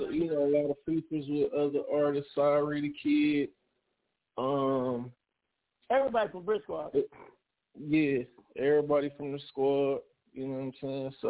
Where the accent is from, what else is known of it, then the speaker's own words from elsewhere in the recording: Detroit, Michigan, United States; I'm from Motown, Detroit.